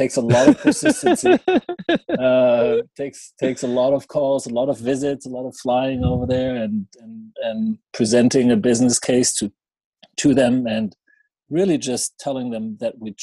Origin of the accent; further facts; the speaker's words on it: Schwelm, North Rhine-Westphalia, Germany; moved away; I started importing my hometown beer in Germany, where I went to school in the city of Schwelm, close to Düsseldorf and Cologne.